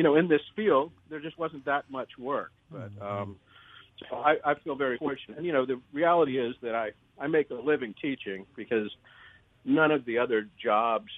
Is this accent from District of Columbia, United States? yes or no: yes; Washington, District of Columbia, United States; moved away as an adult; also born or lived in Virginia / Sweden / Mississippi; I'm from the Washington D.C. area